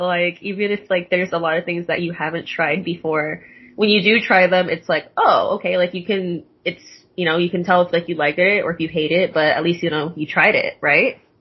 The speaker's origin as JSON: {"language": "English", "town": "Tacoma", "region": "Washington", "country": "United States", "moved": "as an adult", "lives_now": "Los Angeles, United States", "said": "I'm from Tacoma, Washington"}